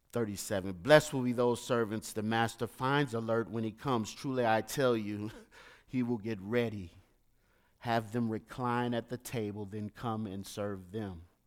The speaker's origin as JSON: {"language": "English", "town": "St. Louis", "region": "Missouri", "country": "United States", "moved": "yes", "said": "I'm from the streets of Saint Louis"}